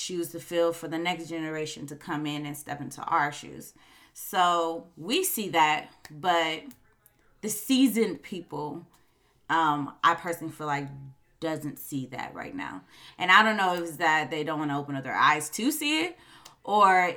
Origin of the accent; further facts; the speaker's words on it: Chicago, Illinois, United States; I am from Chicago and I cannot help my slang or my accent.